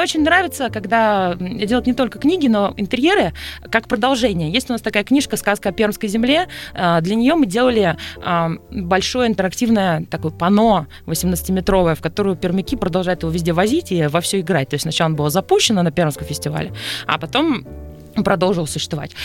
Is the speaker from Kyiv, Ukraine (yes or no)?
no; Sevastopol, Crimea, Ukraine; moved away as an adult; now in Moscow, Russia; я выросла в Севастополе